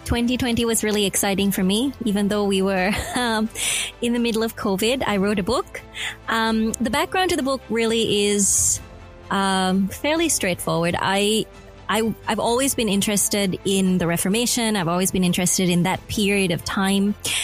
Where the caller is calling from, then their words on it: Melbourne, Victoria, Australia; I am in Melbourne. I'm at the Faith FM studios in Melbourne, Australia.